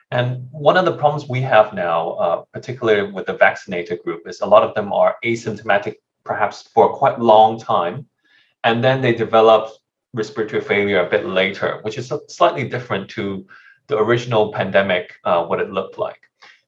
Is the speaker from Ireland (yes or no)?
no; Hong Kong; I'm an intensivist from Hong Kong